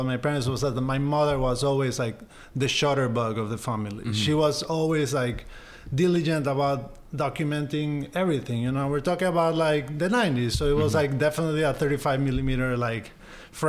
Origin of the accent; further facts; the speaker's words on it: Guayaquil, Guayas, Ecuador; moved away as an adult; also born or lived in Pennsylvania, United States / New York City, United States; I grew up in Ecuador, in Guayaquil, in South America. Spent there most of my life up until I was like 19, when I went to undergrad to Penn State.